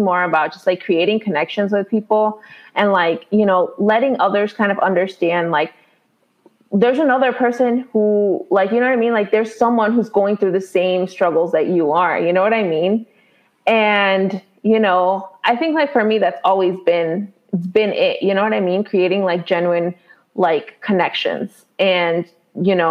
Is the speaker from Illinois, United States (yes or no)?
yes; Chicago, Illinois, United States; I live in Illinois, right? So I'm from Chicago